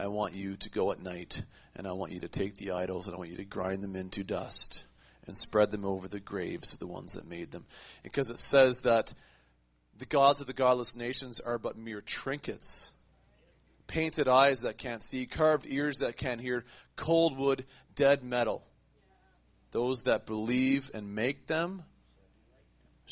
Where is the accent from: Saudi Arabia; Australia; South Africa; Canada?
Canada; I'm a Canadian. Northern Canadian.